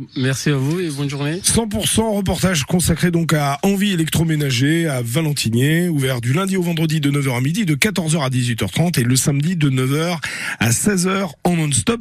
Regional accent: Algeria; moved away as an adult; now in France; je suis venu de l'Algérie. Euh, j'ai 4 ans ici en France.

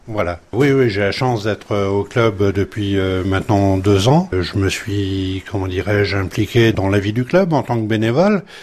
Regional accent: Brittany, France; moved away as an adult; also born or lived in Basque Country; now in Hendaye, France; Je suis né en Bretagne, j'ai grandi en Bretagne, j'ai travaillé dans toute la France et j'ai fini mon parcours euh, ici euh, comme jeune retraité au Pays Basque.

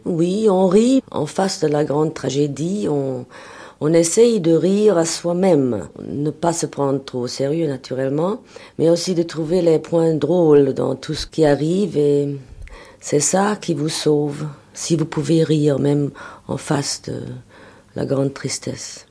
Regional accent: Berlin, Germany; French is a second language; moved away as an adult; je suis née à Berlin

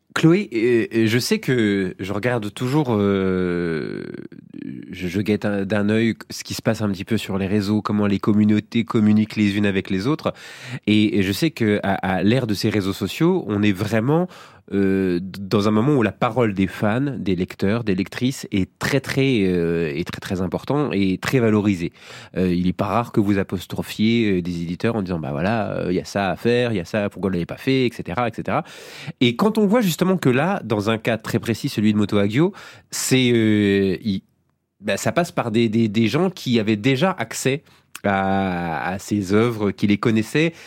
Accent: France

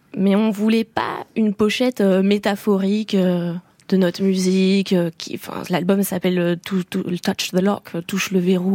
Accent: France; je suis née en France, je dirais que je suis davantage française, mais euh, j'ai grandi avec mon père qui est anglais

